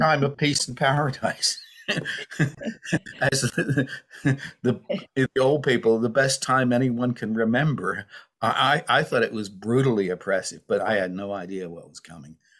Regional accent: United States; now in United Kingdom; I grew up in the United States

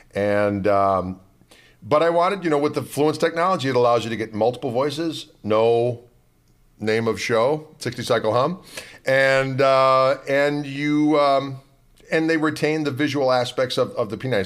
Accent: Wauwatosa, Wisconsin, United States; My hometown is Wauwatosa, Wisconsin.

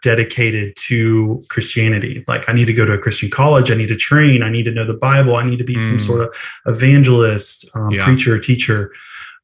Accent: suburb of Atlanta, Georgia, United States; moved away as an adult; also born or lived in Greenville, South Carolina / Los Angeles, California; now in Santa Barbara, United States; I grew up in the South. So I'm from a suburb of Atlanta, Georgia. And I, born and raised there, moved to Greenville, South Carolina for college

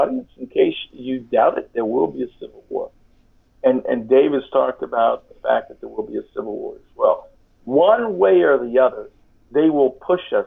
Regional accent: California, United States; I'm from California, and I'm Hispanic

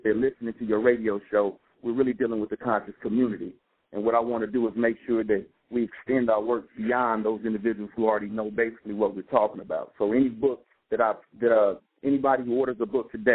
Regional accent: West Coast, California, United States; I grew up on the West Coast

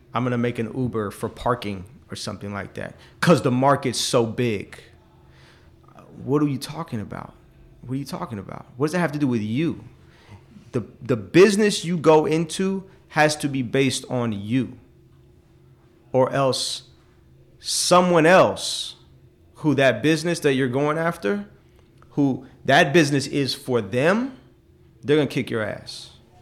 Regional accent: Oakland, California, United States; I'm from Oakland, and I don't like how Oakland is now

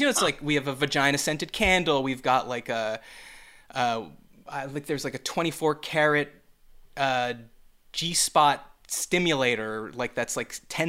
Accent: Canada; Yeah, we have the Queen of England on it. We're both Canadian. We have the Queen of England on our money.

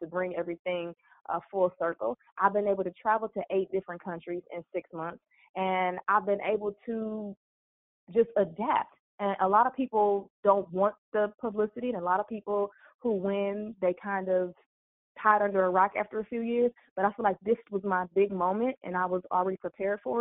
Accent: Cleveland, Ohio, United States; moved away as an adult; now in Houston, United States; I'm from Cleveland, Ohio.

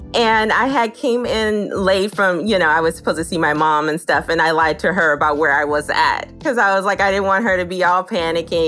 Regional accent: Los Angeles, California, United States; I was born and raised in Los Angeles, California

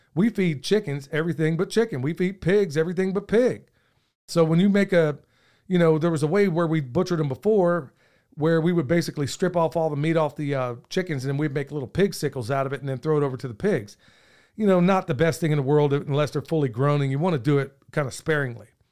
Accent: Oklahoma, United States; moved away; I grew up in Oklahoma

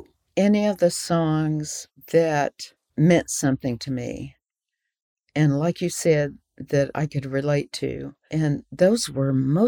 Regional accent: the South, United States; I was raised in the South, and I knew the language, and I knew the music.

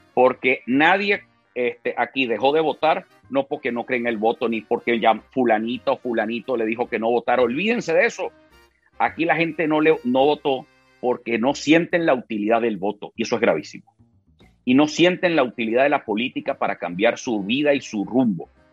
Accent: Venezuela; los venezolanos estamos más unidos que nunca

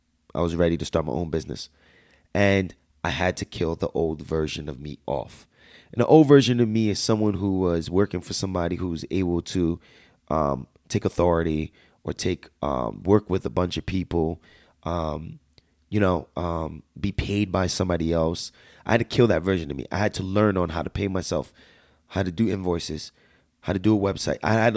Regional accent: United States; accent: Jersey/Bronx; My slang is so bad. I talk like I was straight from Jersey/Bronx. And I still got that accent to me right now

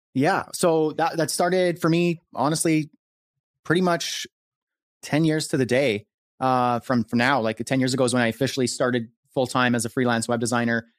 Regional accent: Canada; I'm a Canadian, uh, freelancer, marketer, entrepreneur, creator

